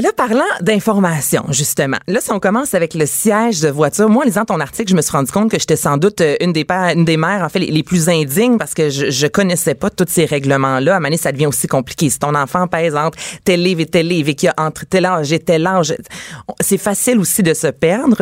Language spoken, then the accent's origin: French; Quebec, Canada; chez nous au Québec